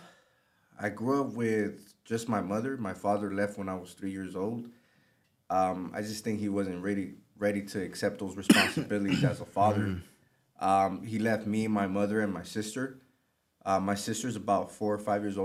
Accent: Los Angeles, California, United States; I grew up in South Central Los Angeles, so I'm very familiar with the area

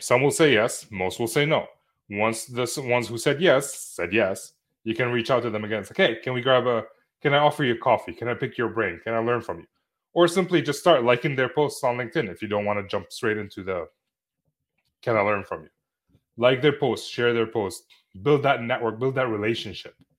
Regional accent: Lebanon; moved away; my hometown in Lebanon

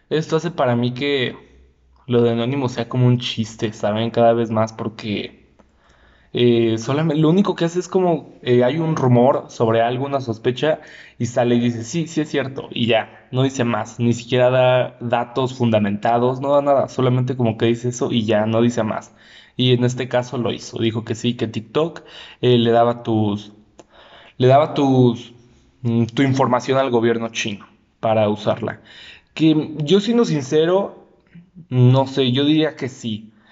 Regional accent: Mexico; por ejemplo, uno siendo mexicano

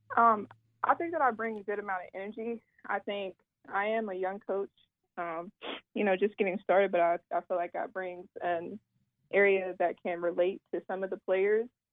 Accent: Ironton, Ohio, United States; moved away as an adult; also born or lived in Virginia / North Carolina; coming back home, being close to my, my hometown community and things like that in the tri-state

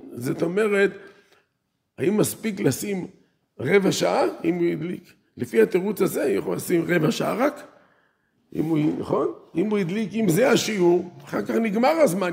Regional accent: Netanya, Central District, Israel; אני גדלתי בעיר נתניה

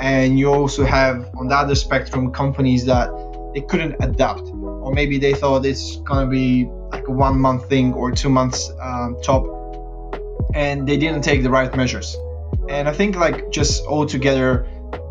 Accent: Bulgaria; moved away as an adult; also born or lived in Lancaster, United Kingdom; now in London, United Kingdom; I'm from Bulgaria, but I moved to the UK about 8 years ago.

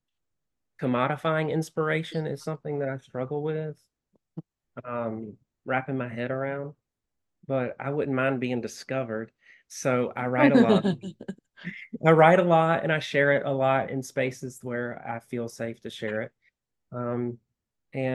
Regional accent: Southern United States, United States; accent: Southern; now in Tacoma, United States; my Southern accent

